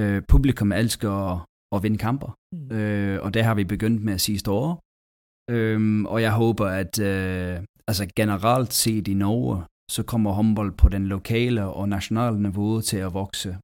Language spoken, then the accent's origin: Danish; England, United Kingdom; Danish is a second language; moved away as an adult; also born or lived in Denmark; Altså jeg kommer fra England